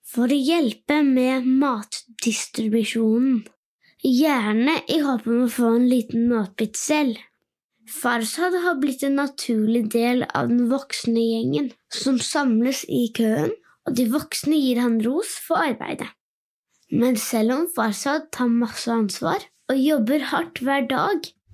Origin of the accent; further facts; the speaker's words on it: Norway; Jeg er åtte år gammel og født og oppvokst i Norge